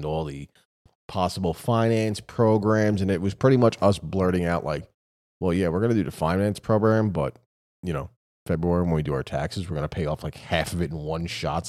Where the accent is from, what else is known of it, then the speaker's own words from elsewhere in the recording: New York City, New York, United States; I came from New York City in the day when people knew how to mind their own fucking business.